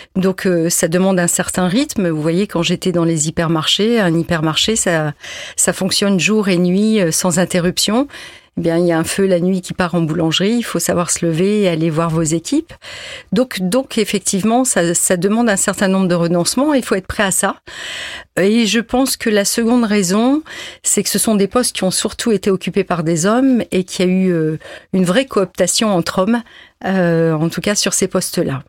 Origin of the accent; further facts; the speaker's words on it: Lille, Hauts-de-France, France; moi qui suis nordiste.